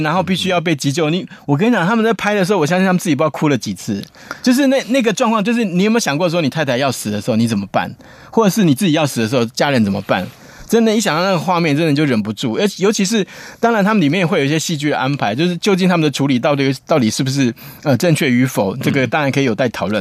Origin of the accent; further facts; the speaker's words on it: Taiwan; 我们台湾人